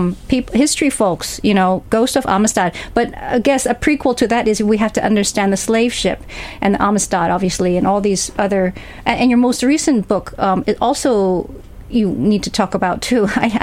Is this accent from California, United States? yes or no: yes; San Francisco, California, United States; also born or lived in Hong Kong; I grew up in San Francisco and Hong Kong, but tracing, as you know, of my documentary project, my grandmother's family grew up in the Deep South